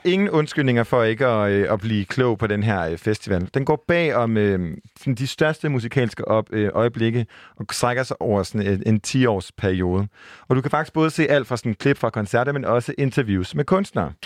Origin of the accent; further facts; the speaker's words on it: Jutland, Denmark; jeg var fra Jylland